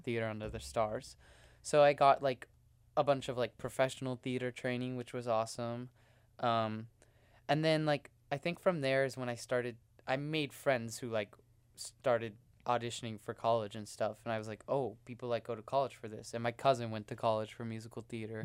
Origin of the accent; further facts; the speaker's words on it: Houston, Texas, United States; moved away; I'm from Houston, Texas